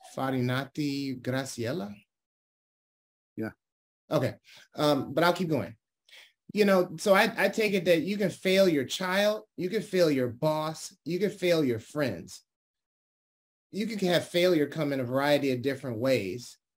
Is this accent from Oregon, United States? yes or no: no; Detroit, Michigan, United States; now in California, United States; I was born and raised in Detroit, Michigan